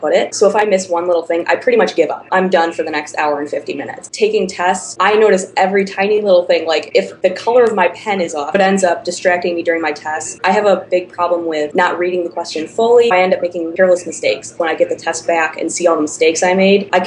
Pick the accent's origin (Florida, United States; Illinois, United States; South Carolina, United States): Illinois, United States; the Chicago suburbs; I'm from the Chicago suburbs.